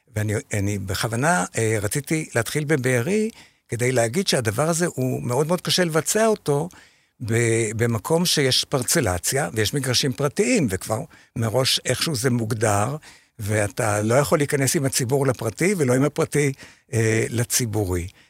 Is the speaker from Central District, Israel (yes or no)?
yes; Shefayim, Central District, Israel; אני משפעים, נכון, כן. אני מקיבוץ שפעים